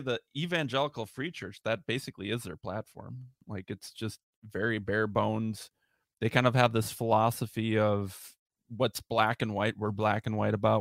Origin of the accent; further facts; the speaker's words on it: Minnesota, United States; I'm from Minnesota